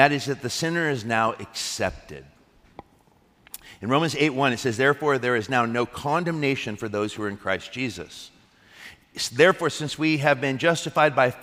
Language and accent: English; United States; I'm an American